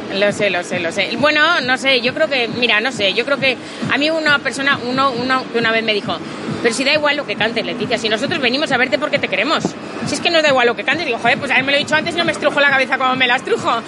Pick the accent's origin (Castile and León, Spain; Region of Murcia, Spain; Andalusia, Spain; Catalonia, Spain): Catalonia, Spain; yo soy catalana